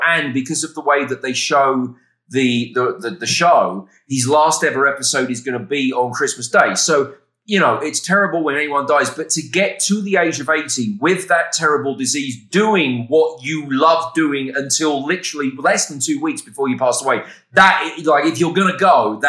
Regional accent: England, United Kingdom; I was aware of him from when I was a little kid growing up in England.

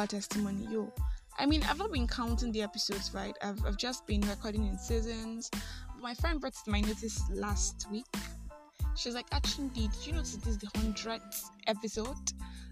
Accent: Nigeria; I am that Nigerian Christian Talkaholic

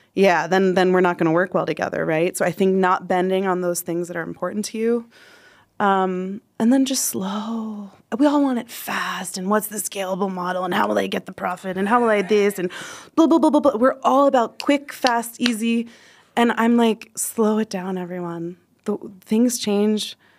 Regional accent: United States; moved away as an adult; now in Nepal; I'm American

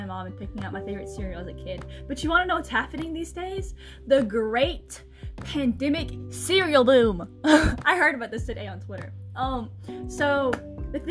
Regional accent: United States; we're from America

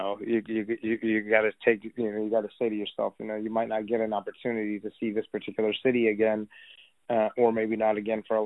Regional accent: Texas, United States; also born or lived in Los Angeles; I grew up here in Texas

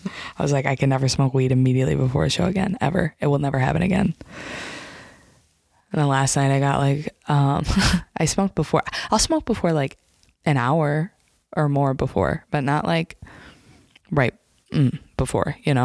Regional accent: Lake Odessa, Michigan, United States; we grew up here in Lake Odessa

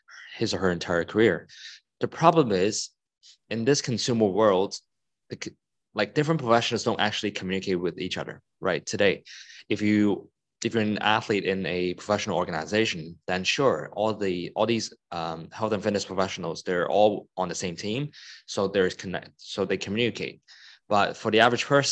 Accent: Hong Kong; I'm from Hong Kong and I live in Hong Kong.

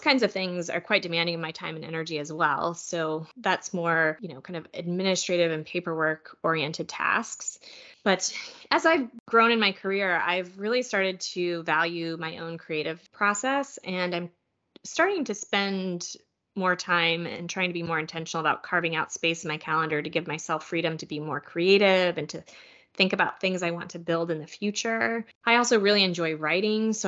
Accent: Kansas, United States; I went to the Salina Regional Health Center in my hometown of Kansas

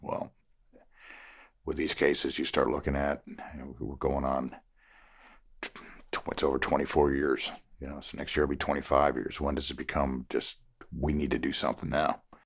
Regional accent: Connecticut, United States; moved away as an adult; also born or lived in Savannah, Georgia; now in Beaufort County, South Carolina, United States; I'm originally from Connecticut.

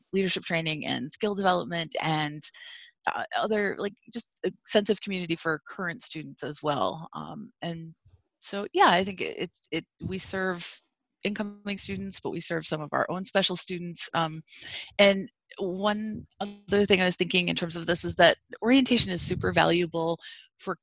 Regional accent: upstate New York, United States; moved away; I grew up in upstate New York

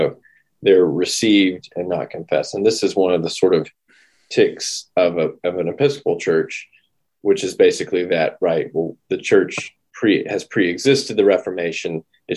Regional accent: United States; being an American who is part of an Anglican province

